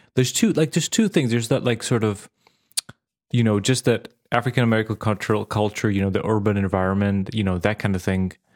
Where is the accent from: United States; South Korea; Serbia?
Serbia; Vojvodina; moved away; I grew up in the Yugoslavia